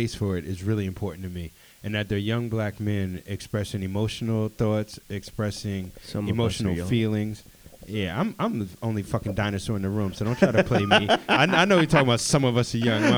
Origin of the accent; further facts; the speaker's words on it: Washington, District of Columbia, United States; in D.C., I grew up